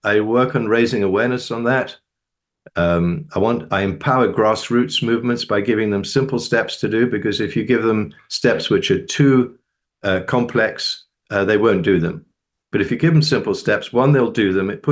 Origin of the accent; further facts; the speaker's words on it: United Kingdom; now in United States; I'm a Brit. I've been living in the US since 1978.